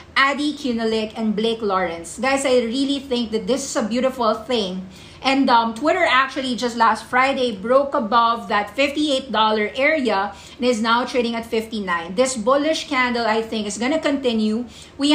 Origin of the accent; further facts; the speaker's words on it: Philippines; I'm a Filipino